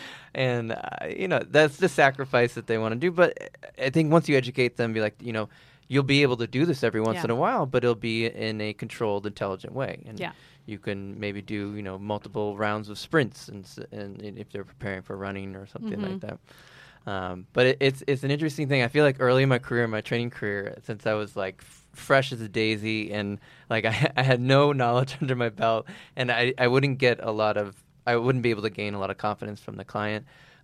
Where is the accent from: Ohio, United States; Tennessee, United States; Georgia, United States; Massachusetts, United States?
Massachusetts, United States; now in New York, United States; I'm not from New York originally. I'm from Massachusetts.